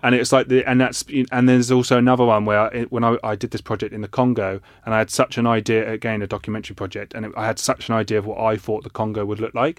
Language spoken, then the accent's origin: English; Ipswich, East of England, United Kingdom